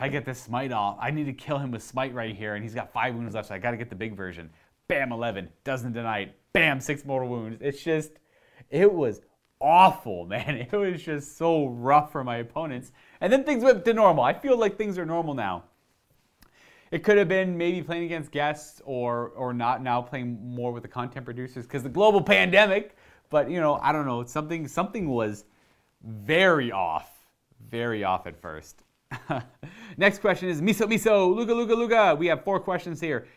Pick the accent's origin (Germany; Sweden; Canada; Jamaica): Canada; Hamilton, Ontario; I was born in Hamilton, which is Hamilton, Ontario, so, like, myself, my mother, my mother's parents were all born here in Ontario, Canada